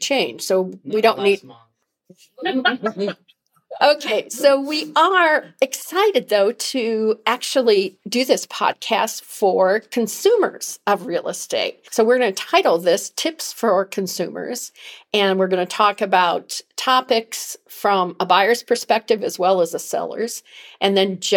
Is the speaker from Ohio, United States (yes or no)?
yes; Cleveland, Ohio, United States; now in North Carolina, United States; I'm from Cleveland, Ohio